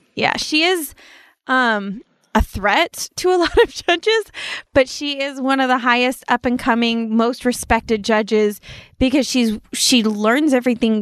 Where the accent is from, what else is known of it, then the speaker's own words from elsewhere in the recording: Apple Valley, California, United States; I grew up in Apple Valley